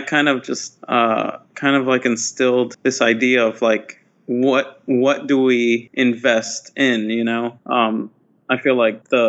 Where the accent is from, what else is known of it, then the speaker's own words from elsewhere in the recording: New Brunswick, New Jersey, United States; I grew up in New Brunswick, New Jersey, which is basically a college town in a way